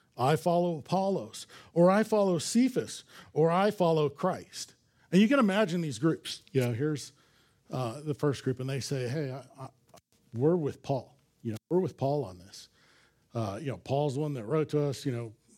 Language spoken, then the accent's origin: English; Los Angeles, California, United States; I grew up in Los Angeles